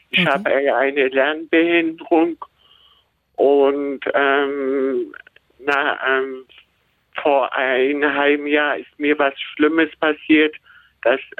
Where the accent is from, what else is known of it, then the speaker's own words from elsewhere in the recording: Berlin, Germany; Ich bin in Berlin-Marzahn aufgewachsen.